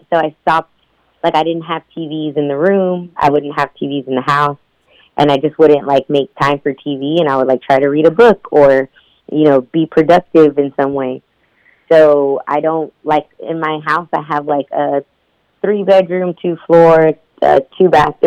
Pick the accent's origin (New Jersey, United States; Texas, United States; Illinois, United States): Texas, United States; Houston; I was born and raised in Houston, Texas.